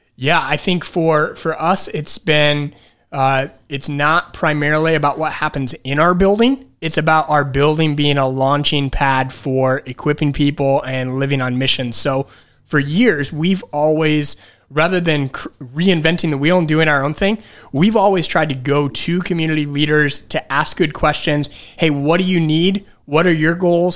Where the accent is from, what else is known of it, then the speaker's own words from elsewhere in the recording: Detroit, Michigan, United States; moved away as an adult; now in Wilkes-Barre, United States; I'm originally from Detroit, Michigan.